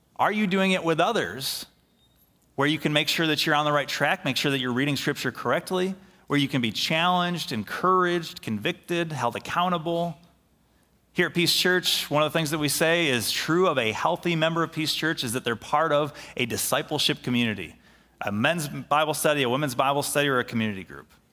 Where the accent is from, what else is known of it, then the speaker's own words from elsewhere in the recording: Middleville, Michigan, United States; here in Middleville, our town, my hometown, I grew up here, went to high school here. I live here.